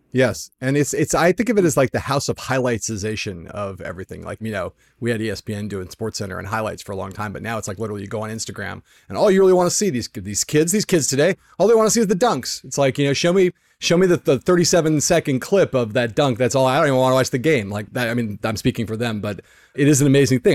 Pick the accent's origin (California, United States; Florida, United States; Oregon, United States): California, United States; Los Angeles; my hometown of Los Angeles